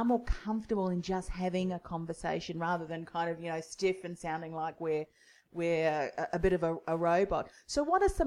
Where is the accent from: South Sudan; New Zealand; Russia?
New Zealand; moved away; I'm originally from New Zealand too.